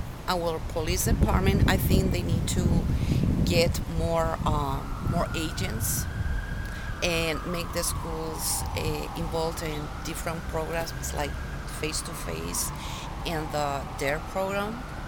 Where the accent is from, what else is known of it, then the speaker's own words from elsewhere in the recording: Lima, Peru; In Lima, Peru.